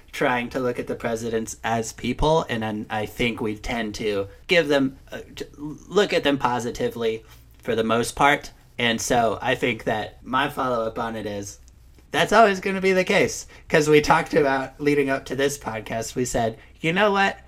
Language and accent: English; New York, United States; moved away; also born or lived in Madison; I'm from New York